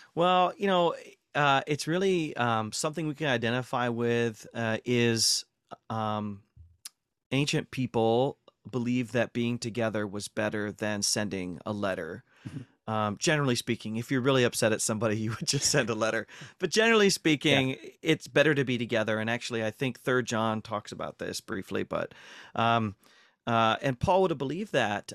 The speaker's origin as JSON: {"language": "English", "region": "North Central Ohio", "country": "United States", "tie": "born or raised there", "also_born_or_lived": "Durham, United Kingdom", "moved": "as an adult", "said": "I was born and raised in North Central Ohio, so I'm a, I'm a heartland boy."}